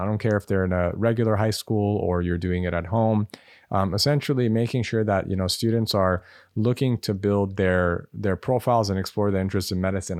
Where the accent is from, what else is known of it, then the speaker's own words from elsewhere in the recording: Los Angeles, California, United States; I grew up in Los Angeles